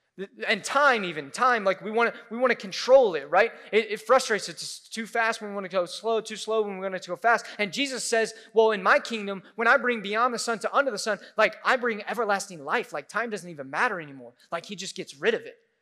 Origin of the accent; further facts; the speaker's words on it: Midwest, United States; we're from the Midwest, so we eat casseroles